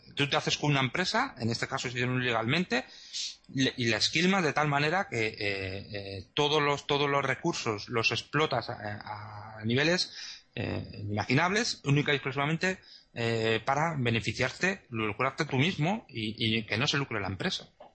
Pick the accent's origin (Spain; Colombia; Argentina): Spain; moved away; ahora como no estoy en España, pues no soy ciudadano en este momento español